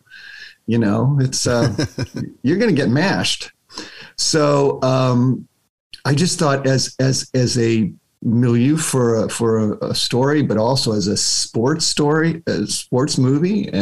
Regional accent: United States; as an American

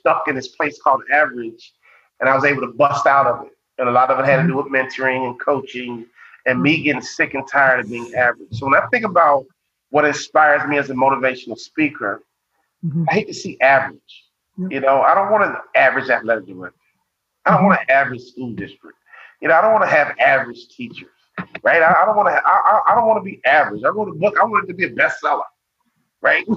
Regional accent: Chicago, Illinois, United States; Growing up in Chicago

